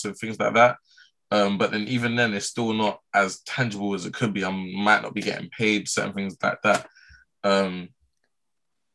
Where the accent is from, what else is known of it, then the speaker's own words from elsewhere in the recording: London, United Kingdom; I'm from Southwest, Mitcham, Southwest London